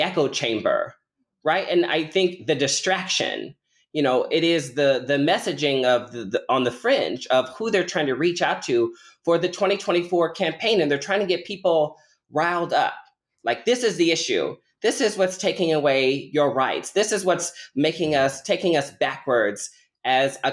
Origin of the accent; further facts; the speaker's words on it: Omaha, Nebraska, United States; now in Illinois, United States; I was born and raised in Omaha, Nebraska